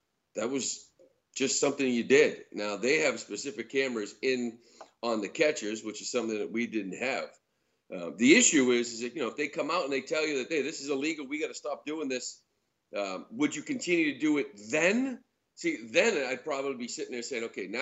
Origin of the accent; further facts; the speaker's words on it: Boston, Massachusetts, United States; we're from Boston